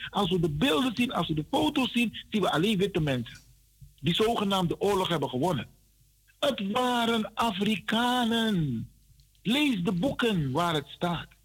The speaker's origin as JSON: {"language": "Dutch", "country": "Netherlands", "said": "Jij en ik, Kalita. Wij kunnen nooit Hollanders zijn. Wij zijn Nederlanders."}